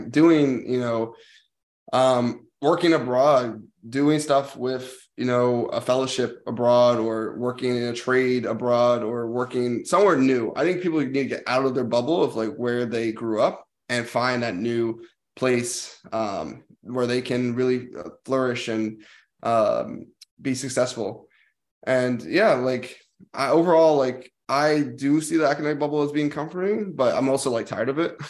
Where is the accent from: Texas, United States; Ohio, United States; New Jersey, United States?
New Jersey, United States; moved away as an adult; also born or lived in Washington, D.C.; this is where I lived in New Jersey, which was like I went to a specialized school, but a lot of people I played sports with were my hometown friends